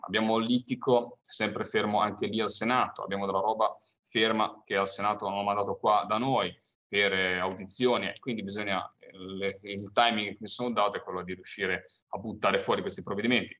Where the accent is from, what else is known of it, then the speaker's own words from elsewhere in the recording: Monterosso al Mare, Liguria, Italy; soprattutto nel Levante Ligure, io proprio era famosa la marineria mm, da dove arrivo io, cioè mia, dalle mie tradizioni quella di Monterosso